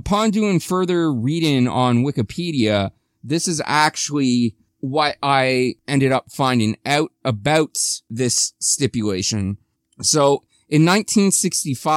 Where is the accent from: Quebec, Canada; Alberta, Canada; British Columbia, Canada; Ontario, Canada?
Ontario, Canada; a Canadian from Ontario